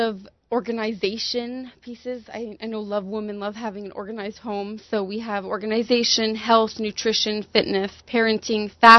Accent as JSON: {"language": "English", "town": "Toronto", "region": "Ontario", "country": "Canada", "tie": "born or raised there", "said": "I grew up in Toronto, Hasidish."}